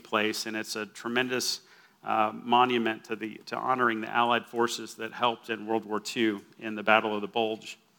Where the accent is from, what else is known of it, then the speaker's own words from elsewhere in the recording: Austin, Texas, United States; now in Lubbock, United States; I grew up in Austin